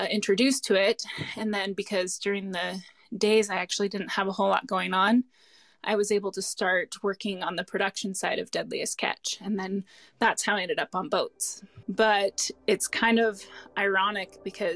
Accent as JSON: {"language": "English", "town": "Portland", "region": "Oregon", "country": "United States", "tie": "born or raised there", "also_born_or_lived": "Dutch Harbor, Alaska", "moved": "as an adult", "lives_now": "Seattle, United States", "said": "I grew up in Portland, Oregon, which is just south of Seattle by a few hours"}